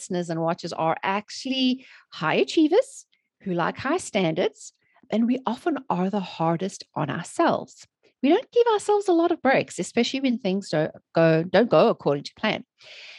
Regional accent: South Africa; moved away as an adult; now in United States; I'm originally from South Africa, born and raised. And I've living in the USA for almost 16 years now.

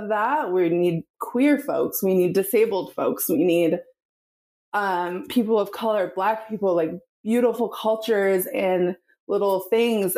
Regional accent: the Northwest, Pacific Northwest, United States; I'm from the Northwest.

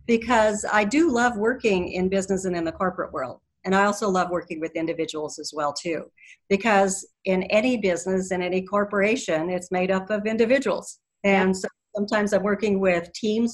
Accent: Colorado, United States; I am from Colorado

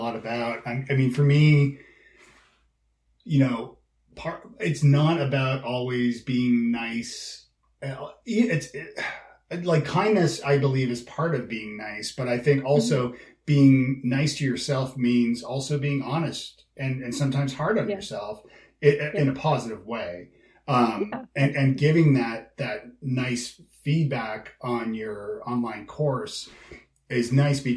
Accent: Toronto, Ontario, Canada; moved away as an adult; also born or lived in Ireland / Scotland; now in Nashville, United States; I'm from Toronto

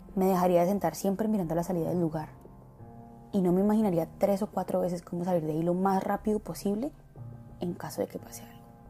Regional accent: Colombia; nací en Latinoamérica

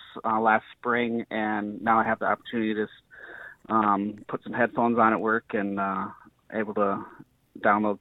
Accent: Upper Peninsula of Michigan, United States; I grew up in the Upper Peninsula of Michigan

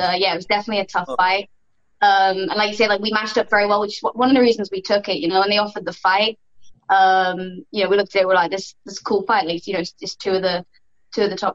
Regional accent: United Kingdom; I'm British

